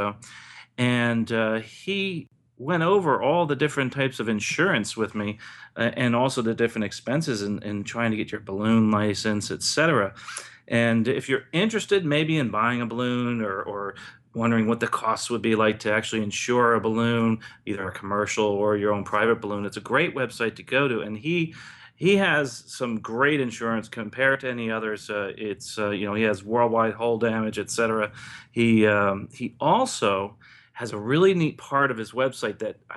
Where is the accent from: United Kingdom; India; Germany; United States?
United States; New Jersey; there's this wonderful balloon festival right near where I grew up in New Jersey